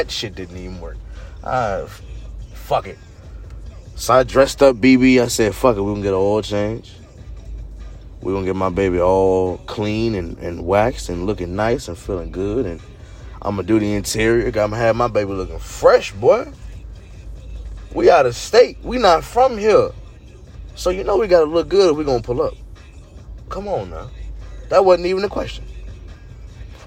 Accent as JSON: {"language": "English", "town": "Fredericksburg", "region": "Virginia", "country": "United States", "said": "I'm so from Fredericksburg"}